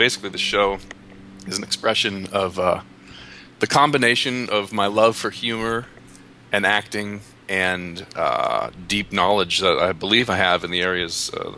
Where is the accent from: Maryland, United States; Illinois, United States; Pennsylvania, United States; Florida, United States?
Pennsylvania, United States; Philadelphia; moved away as an adult; now in San Diego, United States; So I came to San Diego from Philadelphia because of a girl